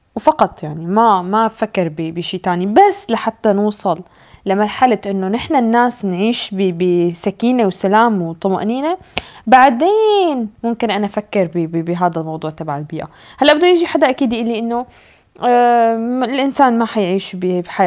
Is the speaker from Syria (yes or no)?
yes; Syria; now in Norway; انا اجي كسوريه حتى لو انا عايشه بالنرويج